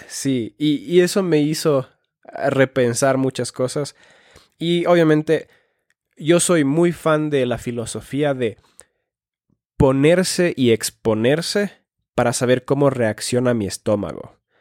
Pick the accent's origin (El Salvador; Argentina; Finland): Finland; moved away; also born or lived in Ecuador; soy nacido en Finlandia